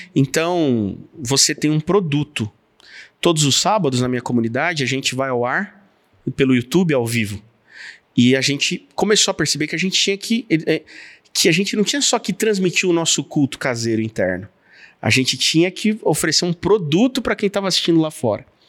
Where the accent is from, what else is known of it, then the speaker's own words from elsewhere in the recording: São Paulo, Brazil; como paulistano